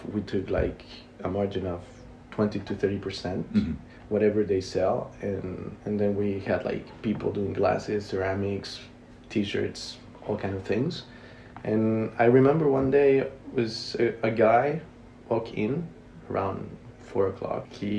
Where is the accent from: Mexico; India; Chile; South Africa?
Mexico; Mexico City; English is a second language; moved away as an adult; now in France; I'm from Mexico City.